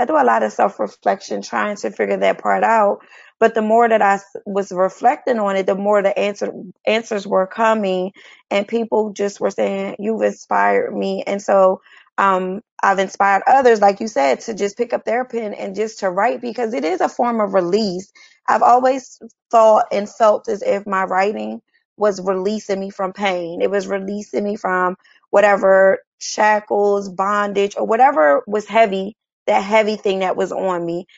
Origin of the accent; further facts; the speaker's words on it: Chester, Pennsylvania, United States; moved away as an adult; now in Atlanta, United States; I am from Philadelphia, Pennsylvania. Well, a little city outside of Philadelphia. And the name of that city is Chester, Pennsylvania and I have been in Atlanta now for the past two years.